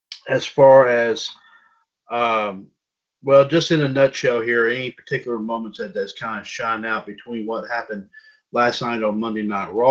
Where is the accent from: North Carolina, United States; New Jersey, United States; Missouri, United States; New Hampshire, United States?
North Carolina, United States; I'm from North Carolina